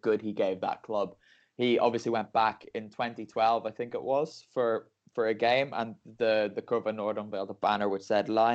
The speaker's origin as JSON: {"language": "English", "country": "Ireland", "moved": "yes", "lives_now": "Parma, Italy", "said": "me as an Irishman, because I speak English"}